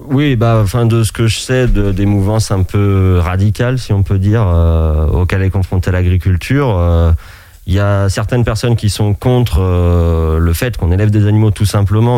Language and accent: French; Anjou, Pays de la Loire, France; moved away as an adult; also born or lived in Alps; revenir euh, dans mon pays natal, donc l'Anjou